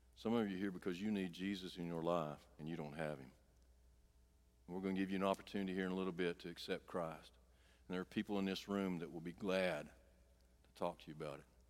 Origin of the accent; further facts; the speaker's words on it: Clover Bend, Arkansas, United States; I grew up down here in Clover Bend, Arkansas